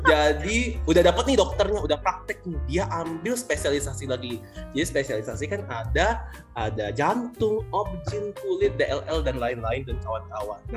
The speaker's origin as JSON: {"language": "Indonesian", "region": "Sumatra", "country": "Indonesia", "said": "gue nggak marah, gue orang Sumatera, please."}